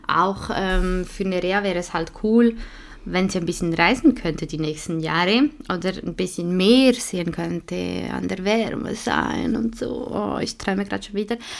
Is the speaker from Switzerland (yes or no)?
yes; Switzerland; accent: Swiss German; first language Swiss German; German is a second language; nicht in meiner Muttersprache